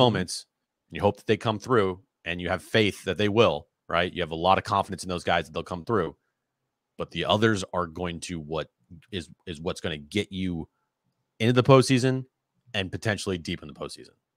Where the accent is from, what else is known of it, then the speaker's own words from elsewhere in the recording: Sonoma County, California, United States; I was born in Sonoma County